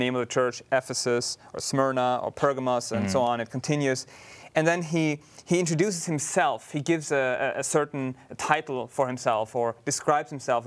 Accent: Austria; moved away; originally from Europe, country of Austria

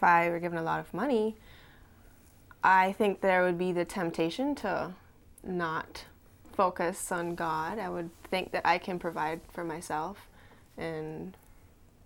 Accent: Cayman Islands; moved away; I'm from the Cayman Islands

